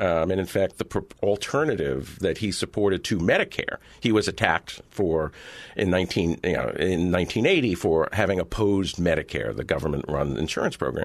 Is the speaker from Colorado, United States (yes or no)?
no; California, United States; I grew up in Reagan's California.